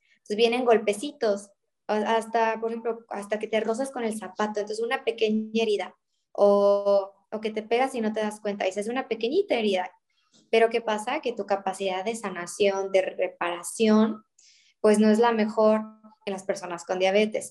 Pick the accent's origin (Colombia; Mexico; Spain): Mexico; por el simple hecho de ser mexicanos